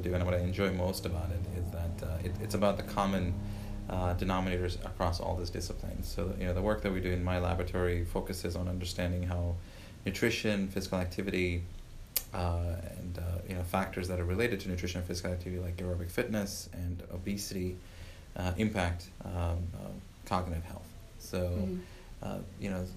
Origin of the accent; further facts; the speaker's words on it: Uganda; moved away as an adult; also born or lived in Louisiana, United States; now in Illinois, United States; Before that, I lived in Africa. I grew up in Uganda all the way through high school